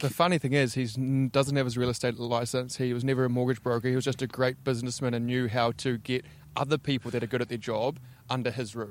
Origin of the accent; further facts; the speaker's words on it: Invercargill, Southland, New Zealand; now in Auckland, New Zealand; I am from Invercargill, deep south.